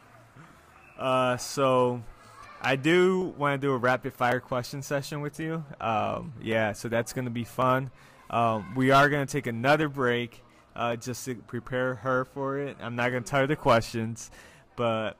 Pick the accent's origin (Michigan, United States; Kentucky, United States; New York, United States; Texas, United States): New York, United States; Rochester; Because I'm from Rochester. This is my hometown, so I'm from the Northeast.